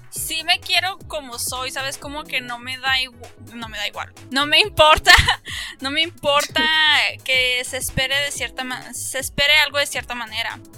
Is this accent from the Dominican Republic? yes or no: no; Mexico; moved away